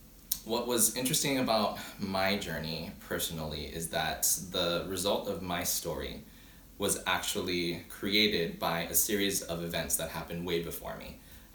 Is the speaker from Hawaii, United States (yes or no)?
yes; Oahu, Hawaii, United States; first language Hawaiian; English is a second language; I am 25 years old, born and raised in Oahu, Hawaii, the Hawaiian Islands